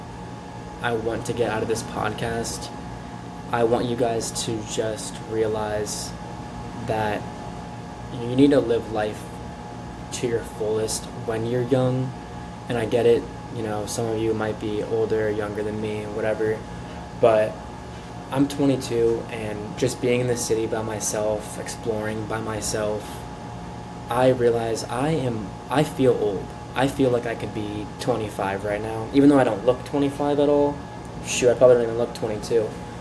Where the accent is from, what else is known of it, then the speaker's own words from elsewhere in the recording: Florida, United States; moved away; I'm from Florida.